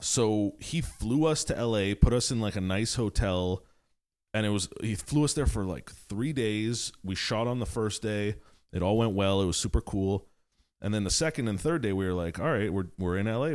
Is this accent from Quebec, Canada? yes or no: yes; Montreal, Quebec, Canada; growing up in the West Island